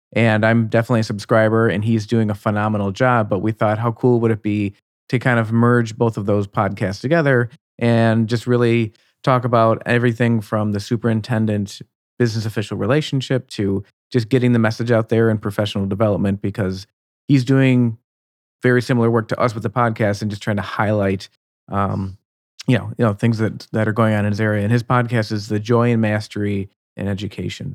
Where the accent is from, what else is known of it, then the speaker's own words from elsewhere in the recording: Buffalo, New York, United States; moved away; I'm originally from the Buffalo, New York region